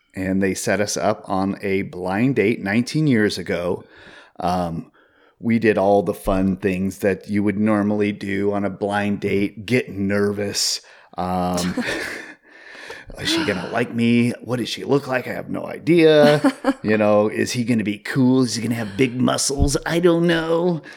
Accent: Seattle, Washington, United States; growing up in the Seattle area in the early two thousands

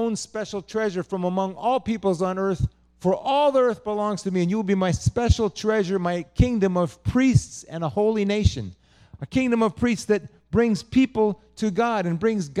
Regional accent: United States; my being American

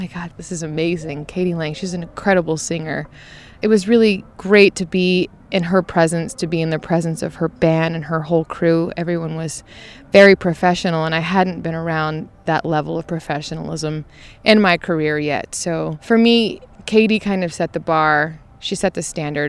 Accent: Georgia, United States; moved away as an adult; also born or lived in Houston, Texas / Louisiana / Athens, Georgia; now in Nashville, United States; Grew up in Georgia

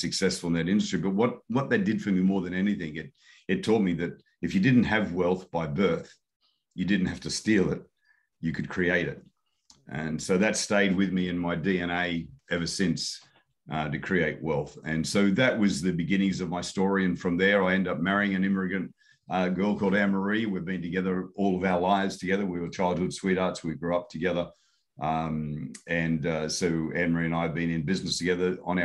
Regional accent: Sydney, New South Wales, Australia; I was born in Newtown, actually at the front door of the house.

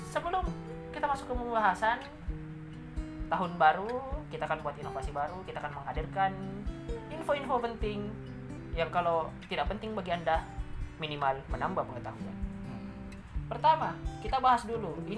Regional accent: West Sulawesi, Indonesia; Ya bencana yang terjadi di Sulawesi Barat, di kampung halaman saya

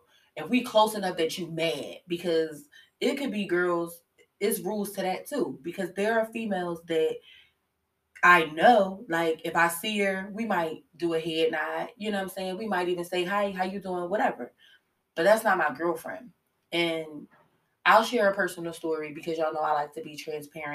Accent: Philadelphia, Pennsylvania, United States; I'm from West

